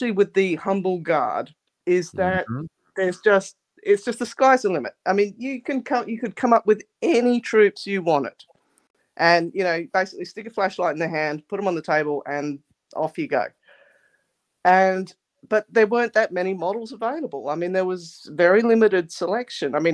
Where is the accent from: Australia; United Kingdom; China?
Australia; Adelaide, South Australia; I grew up in Adelaide, South Australia